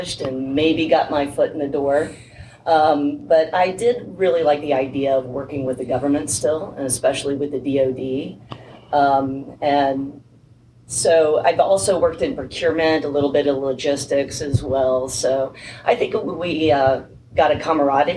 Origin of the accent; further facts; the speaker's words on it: Marietta, Georgia, United States; also born or lived in Atlanta, Georgia; born and raised in Georgia, born in Atlanta Hospital and raised in Marietta